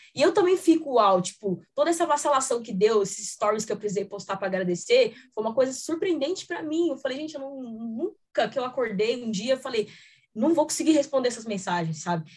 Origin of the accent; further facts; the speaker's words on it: Taboão da Serra, São Paulo, Brazil; Eu sou daqui de São Paulo mesmo, tenho família em Minas